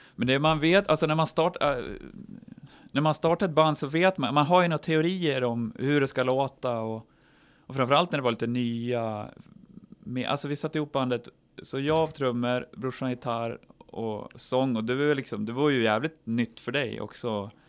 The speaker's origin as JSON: {"language": "Swedish", "area": "Horndal", "region": "Dalarna County", "country": "Sweden", "said": "från byn och Hornå där vi kommer ifrån"}